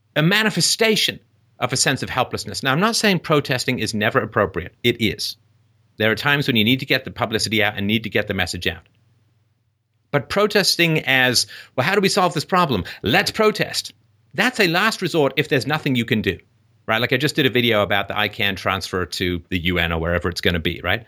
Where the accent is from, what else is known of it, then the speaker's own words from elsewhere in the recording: England, United Kingdom; moved away; growing up in England